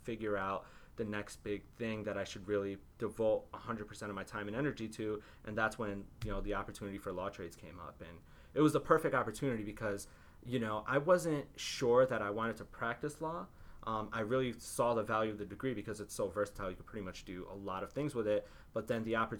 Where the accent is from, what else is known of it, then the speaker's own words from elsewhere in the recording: Waterbury, Connecticut, United States; moved away as an adult; I grew up in Waterbury, Connecticut